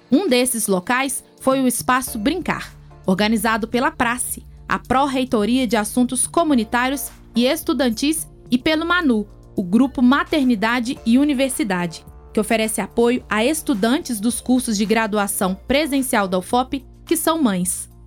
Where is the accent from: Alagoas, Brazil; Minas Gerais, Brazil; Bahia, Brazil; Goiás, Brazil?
Minas Gerais, Brazil; Tarumirim; eu sou de Tarumirim, da escola, escola Estadual Professora Maria Teixeira da Fonseca.